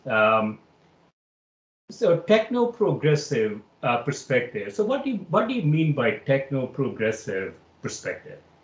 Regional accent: Kerala, India; moved away as an adult; also born or lived in Chicago; I grew up in South India in a in a obscure place called Kerala

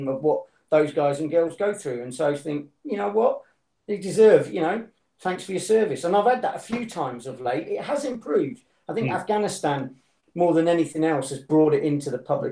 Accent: United Kingdom; I'm a Brit

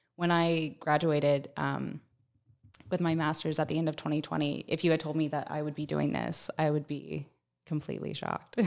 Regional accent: Plant City, Florida, United States; I'm from Plant City

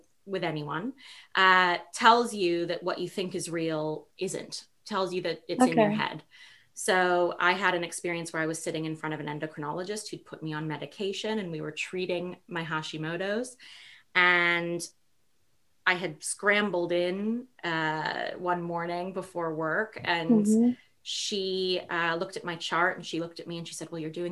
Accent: New York City, New York, United States; I grew up in New York City

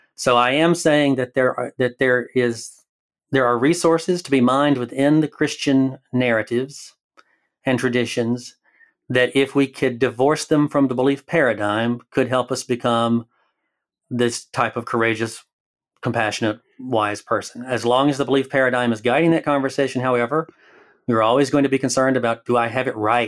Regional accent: Alabama, United States; moved away as an adult; now in Oregon, United States; I live in Oregon, but I am from Alabama, so the accent

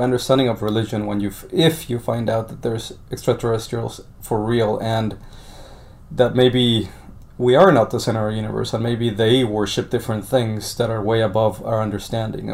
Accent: Colombia; now in United States; I was born in Colombia

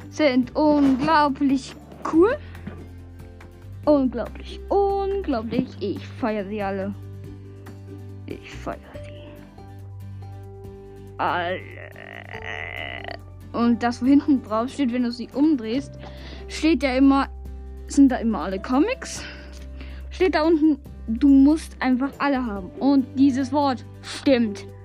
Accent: Switzerland; Ich komme aus der Schweiz.

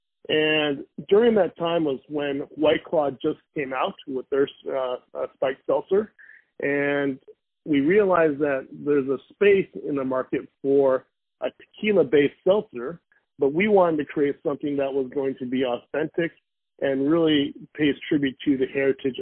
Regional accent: Valencia, California, United States; I grew up in Los Angeles, California, in a small town called Valencia at the time

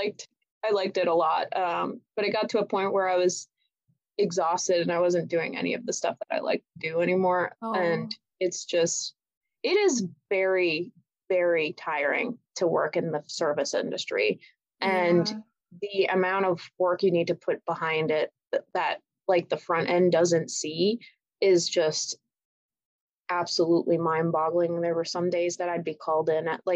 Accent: Parma, Emilia-Romagna, Italy; now in United States; I was born and raised in Italy, in the mountains of Parma, so up in the northern area

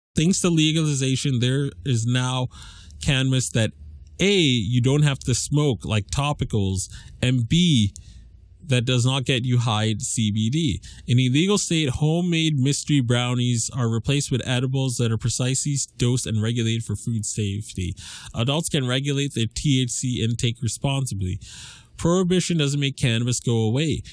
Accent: Massachusetts, United States; my home state of legal Massachusetts

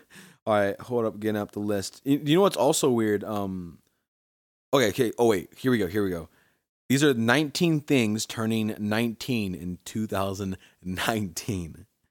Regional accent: Milford, United States; moved away; growing up in Milford when I used to live there

